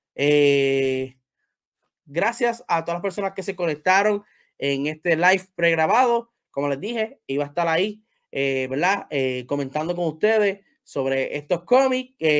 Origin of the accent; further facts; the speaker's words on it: Puerto Rico; Yo soy de Puerto Rico